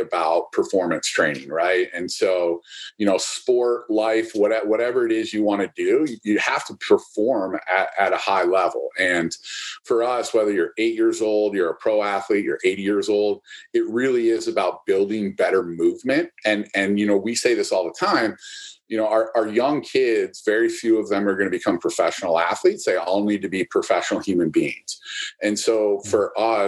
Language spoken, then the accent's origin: English; Michigan, United States; now in Columbus, United States; I grew up in Michigan